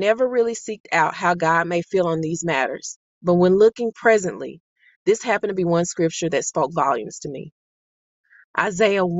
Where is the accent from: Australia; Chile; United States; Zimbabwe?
United States; Mississippi; also born or lived in Monroe, Louisiana; Though I was born in Monroe, Louisiana, I was raised in Mississippi.